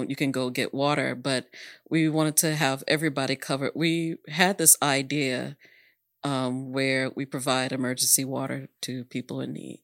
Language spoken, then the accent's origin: English; Dallas, Texas, United States; I grew up in Oak Cliff, obviously, and that's mixed